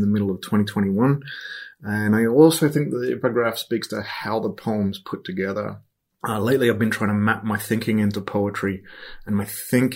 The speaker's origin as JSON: {"language": "English", "town": "Perth", "region": "Western Australia", "country": "Australia", "said": "I'm from Perth on Whadjuk country"}